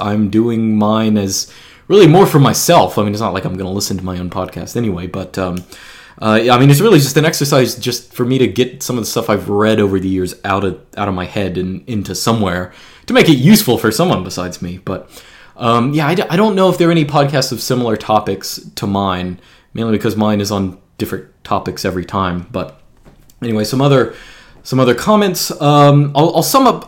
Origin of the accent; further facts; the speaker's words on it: Georgia, United States; I actually grew up in Georgia. I've been moving around, but I grew up in Georgia.